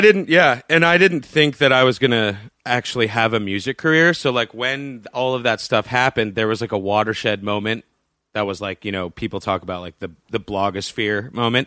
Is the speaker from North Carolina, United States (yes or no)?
no; Boston, Massachusetts, United States; I grew up in Boston